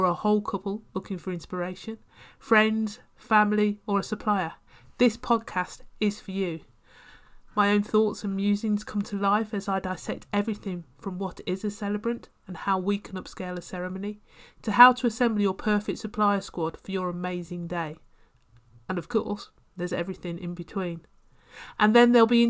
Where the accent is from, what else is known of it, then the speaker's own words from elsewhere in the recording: West Midlands, United Kingdom; all from the West Midlands area